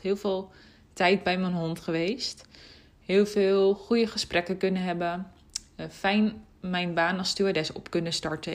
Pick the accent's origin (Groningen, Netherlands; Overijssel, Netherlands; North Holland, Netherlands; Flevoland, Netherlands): Flevoland, Netherlands; Almere; hier bij ons in Almere. In de buurt van waar mijn ouders wonen, waar ik ben opgegroeid